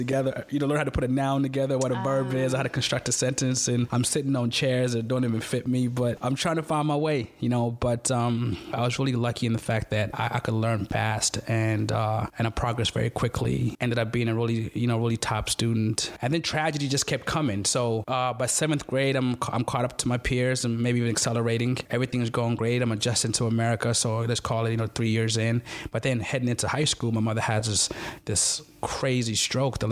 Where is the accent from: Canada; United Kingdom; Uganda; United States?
Uganda; Masaka; first language Luganda; English is a second language; moved away; I grew up in a village called Masaka